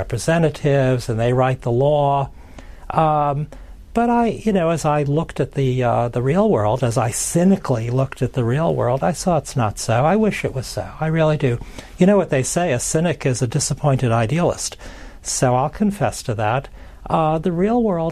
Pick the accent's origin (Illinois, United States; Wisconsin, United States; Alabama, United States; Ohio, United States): Illinois, United States; Chicago; I grew up in the great city of Chicago under the reign of the late Mayor Richard J. Daley.